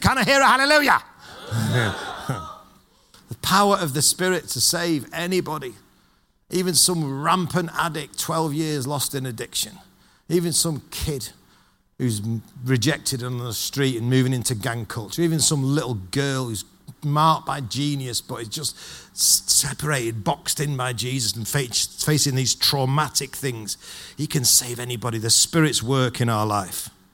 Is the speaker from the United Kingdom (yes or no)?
yes; Manchester, North West England, United Kingdom; I'm from Manchester and I'm a Manchester United fan